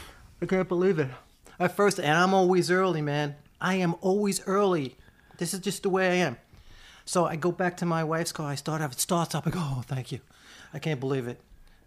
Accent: Staten Island, New York, United States; I'm from Staten Island.

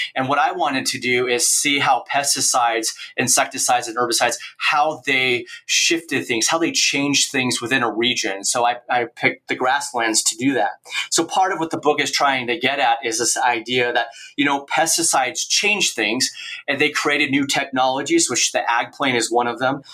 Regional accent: Oregon, United States; moved away as an adult; also born or lived in Kansas / Nebraska; now in Kearney, United States; I grew up in Oregon

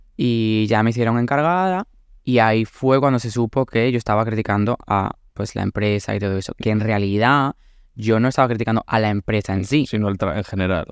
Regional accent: Córdoba, Andalusia, Spain; moved away as an adult; also born or lived in Valencia; me fui de Córdoba y... Mm, y me fui a, estudiar a mm, Valencia Bellas Artes

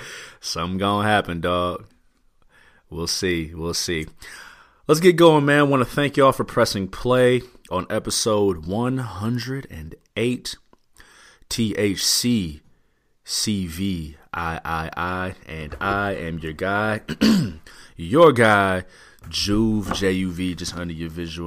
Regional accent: Midwest, United States; I'm from the Midwest.

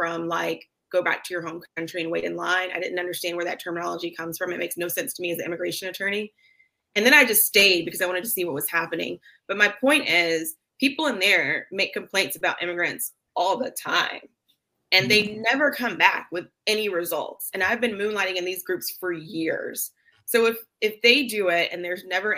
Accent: Middle Georgia, United States; I'm a fellow Georgia girl from Middle Georgia, one of Robins.

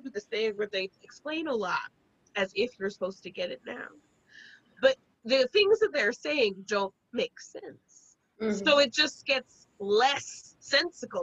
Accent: South Carolina, United States; I'm from South Carolina

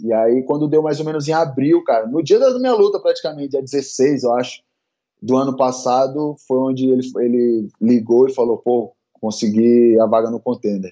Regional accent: São Luís, Maranhão, Brazil; now in São Paulo, Brazil; Eu sou de São Luís do Maranhão, lá do Nordeste, e comecei com seis anos no judô

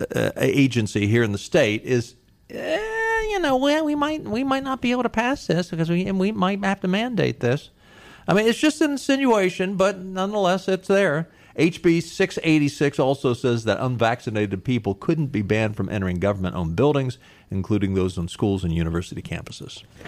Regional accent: outside of Baltimore, Maryland, United States; moved away; when I was growing up outside of Baltimore

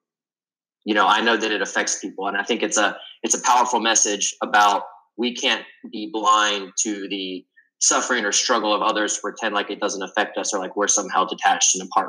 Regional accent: Spartanburg, South Carolina, United States; also born or lived in Columbia, South Carolina / Greenville, South Carolina; growing up in Spartanburg, South Carolina

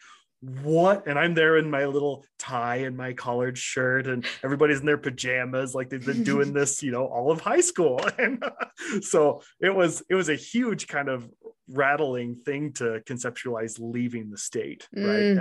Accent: Nampa, Idaho, United States; also born or lived in Kansas City; a Nampa kid I had never had the experiences that I had in Nampa that I did when I first moved to Kansas City

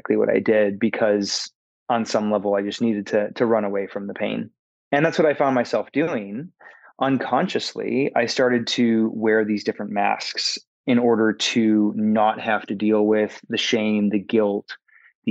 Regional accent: Michigan, United States; moved away as an adult; also born or lived in Minnesota / Los Angeles, California; now in Atlanta, United States; I was born and raised in the Midwest in a tiny town in Michigan, about 1,000 people.

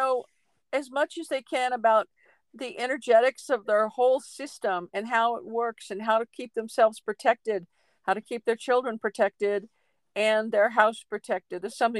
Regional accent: Pacific Northwest, United States; I grew up in the Pacific Northwest. We moved over 30 times.

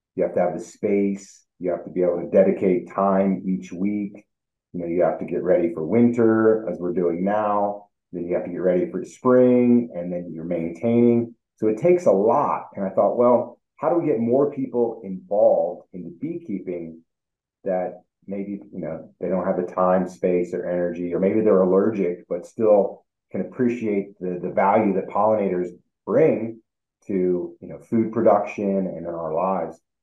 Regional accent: Northwest Ohio, United States; now in Colorado, United States; when I was a kid, you know, I grew up in Northwest Ohio.

